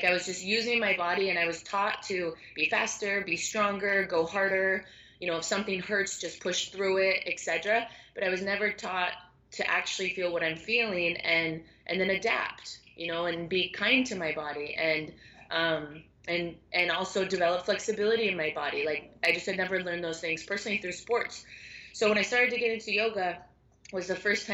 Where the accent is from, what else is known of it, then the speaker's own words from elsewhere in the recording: Seattle, Washington, United States; now in Miami, United States; I'm based in Miami, Florida, and been here for a while. And I was teaching at a local studio 4 or 5 years ago. And I'm from Seattle originally